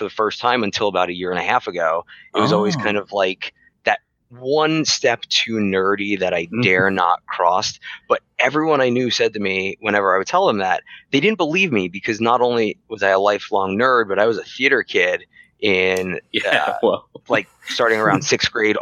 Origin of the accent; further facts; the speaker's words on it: East Coast, United States; moved away; I'm originally from the East Coast